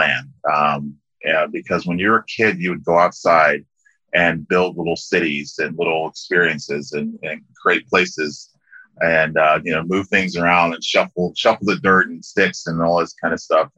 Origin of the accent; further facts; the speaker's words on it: Liberia; I grew up in a small country called Liberia in West Africa